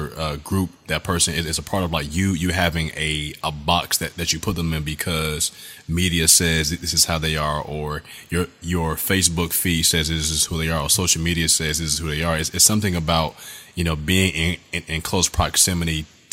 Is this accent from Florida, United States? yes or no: yes; South Florida, United States; where I grew up in South Florida